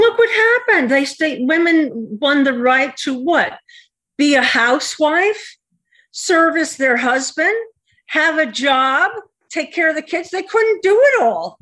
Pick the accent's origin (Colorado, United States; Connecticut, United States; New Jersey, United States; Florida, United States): Connecticut, United States; I am from Connecticut